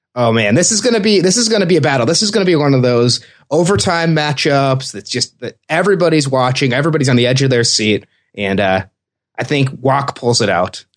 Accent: Michigan, United States; moved away; I'm from Michigan originally

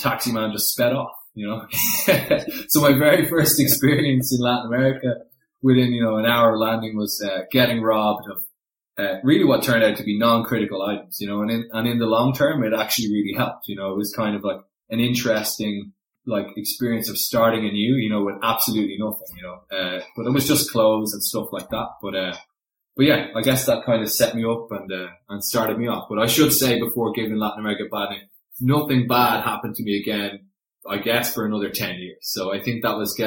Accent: Dublin, Leinster, Ireland; moved away; I grew up in Dublin, pretty standard, you know, in the south of Dublin, in the suburbs

